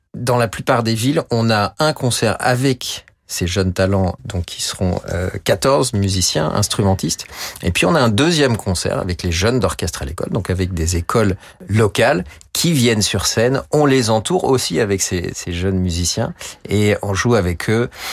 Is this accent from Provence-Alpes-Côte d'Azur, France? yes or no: no; Chambéry, Auvergne-Rhône-Alpes, France; dans ma ville natale